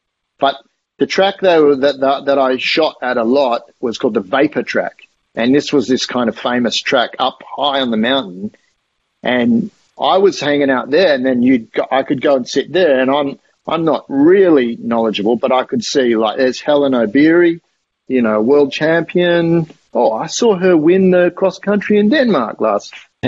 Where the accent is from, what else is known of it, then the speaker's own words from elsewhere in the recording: Kenya; the sort of elevated area of Nairobi where if you're not in Iten, then you're here, you know, like as a Kenyan.